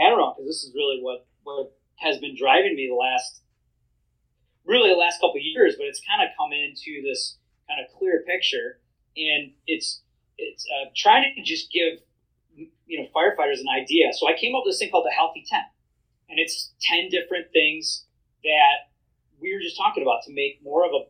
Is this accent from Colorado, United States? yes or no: no; Wisconsin, United States; I'm from Wisconsin. I have to say that. It's in my blood